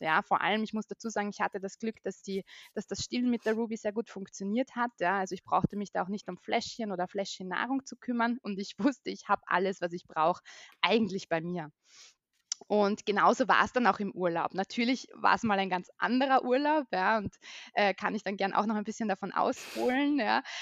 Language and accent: German; Vienna, Austria; moved away as an adult; now in Carinthia, Austria; also ich bin aus Österreich, ich bin geboren in Wien und lebe jetzt zusammen mit meinem Mann und mit meiner mittlerweile zweieinhalbjährigen Tochter in Kärnten.